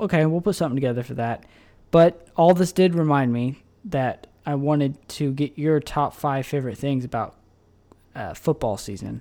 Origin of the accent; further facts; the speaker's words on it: Tulsa, Oklahoma, United States; we're from Tulsa.